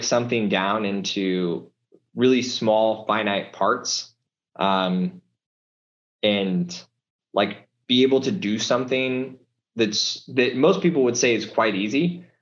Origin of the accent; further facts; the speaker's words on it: Nebraska and Kansas, United States; I did a lot growing up in Nebraska and Kansas